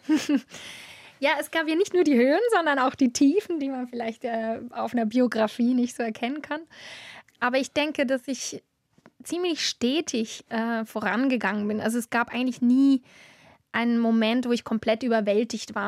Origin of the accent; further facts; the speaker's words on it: Adligenswil, Lucerne, Switzerland; in Adligenswil, wo ich aufgewachsen bin